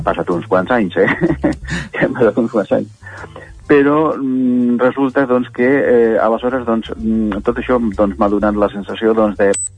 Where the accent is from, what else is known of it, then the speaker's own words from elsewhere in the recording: native village in the Los Vélez area, Andalusia, Spain; also born or lived in Badalona, Catalonia; now in Catalonia, Spain; és el meu poble, eh, el poble natal